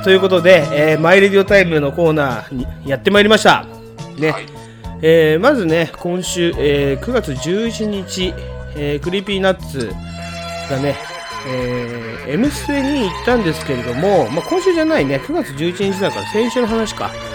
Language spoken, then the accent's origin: Japanese; Tokyo, Japan; 江東区深川出身、うちの地元なんですよ